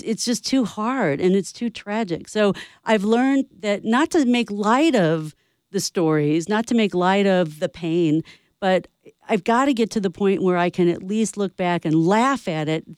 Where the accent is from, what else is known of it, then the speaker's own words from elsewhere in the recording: St. Louis, Missouri, United States; moved away; I'm from St. Louis